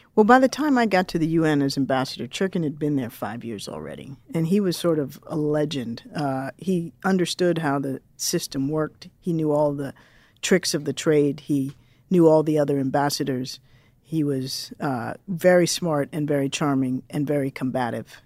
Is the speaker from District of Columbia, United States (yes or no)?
yes; Washington, District of Columbia, United States; I grew up in Washington, D C, born in the mid-sixties, grew up in the seventies and eighties